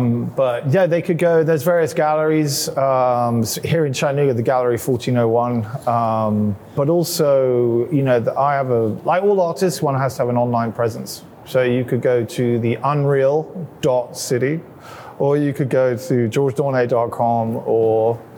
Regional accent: England, United Kingdom; I went to a lot of boarding schools, so I didn't actually spend a lot of time growing up in London, I wouldn't say. And we moved around England a lot when I was growing up.

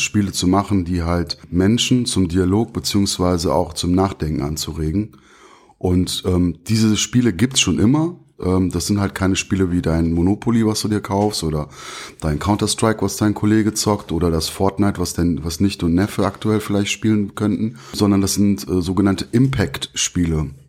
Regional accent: Bonn, North Rhine-Westphalia, Germany; also born or lived in Turkey; ich bin Bonner. Ich bin hier aufgewachsen.

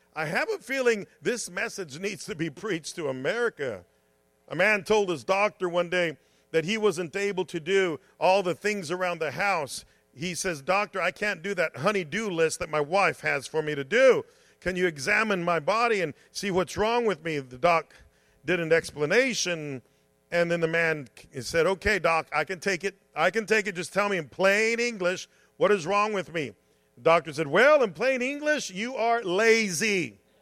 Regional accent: United States; I'm a Christian and I'm an American.

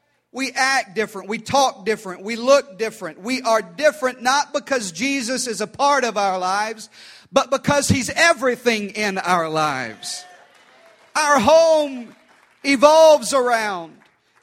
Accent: Deep South, United States; especially where I grew up in the Deep South and here in the Southwest as well

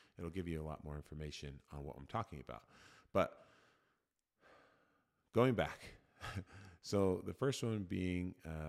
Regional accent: Oregon, United States; I grew up in Oregon. I'm a resident of Oregon, and I am choosing to attend University of Oregon.

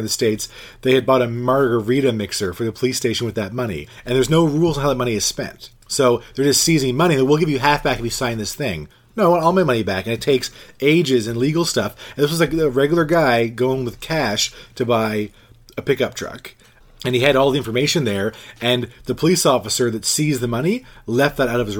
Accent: Canada; I'm Canadian

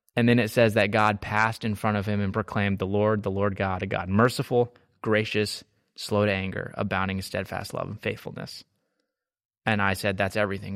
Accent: Texas, United States; now in Marietta, Georgia, United States; I'm from Texas

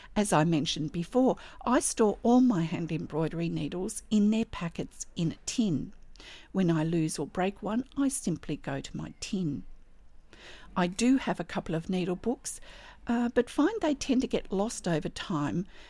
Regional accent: Australia; I'm an Australian textile artist

